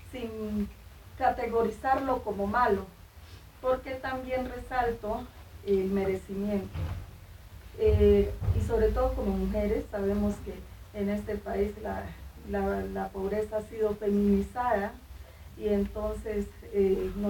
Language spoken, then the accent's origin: Spanish; Guachené, Cauca, Colombia; mujer de Guachiné, norte del Cauca